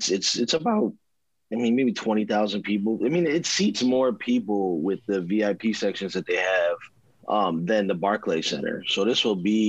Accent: Rochester, New York, United States; moved away; I'm from Rochester, New York, originally, born and raised.

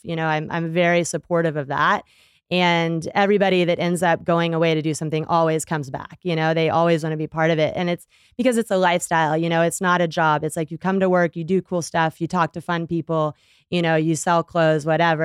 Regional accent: Texas, United States; I grew up in Texas

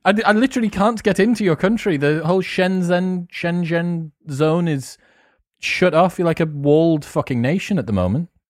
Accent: United Kingdom; first language English; as a British person

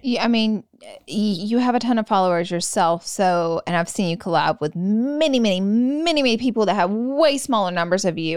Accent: the South, United States; I'm from the South

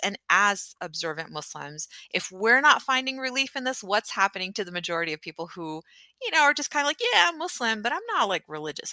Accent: Houston, Texas, United States; where are you from? And I was like, Houston. And she's like, Where's your family from? I said, Pakistan.

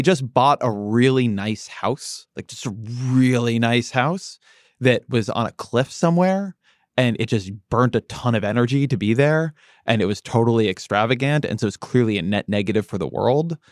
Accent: United States; I'm American.

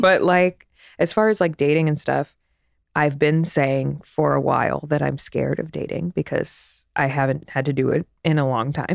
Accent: East Coast, United States; now in Los Angeles, United States; I'm from the East Coast

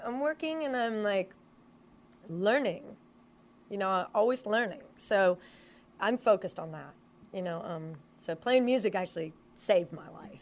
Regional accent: Washington, United States; moved away as an adult; now in Los Angeles, United States; I grew up in Washington State

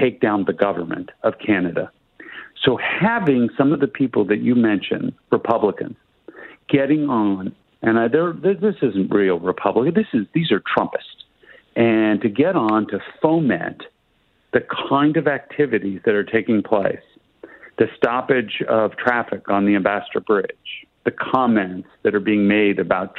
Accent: United States; as an American

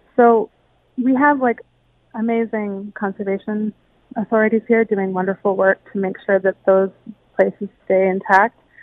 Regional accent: Hamilton, Ontario, Canada; growing up in Hamilton

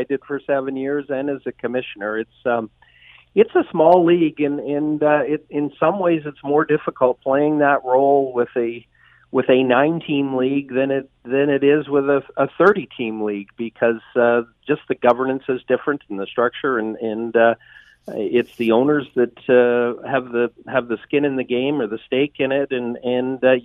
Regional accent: Hamilton, Ontario, Canada; I grew up in the Burlington Hamilton area.

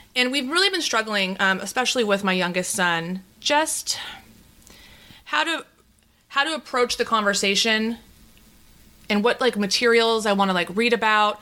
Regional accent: Bay Area, California, United States; I'm from the Bay Area.

